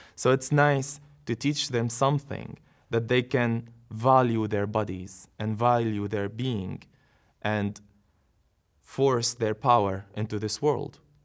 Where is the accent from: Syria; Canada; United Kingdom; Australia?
Syria; moved away as an adult; also born or lived in Yarmouk camp, Syria; now in Netherlands; I was born in Syria. I lived all my life in Syria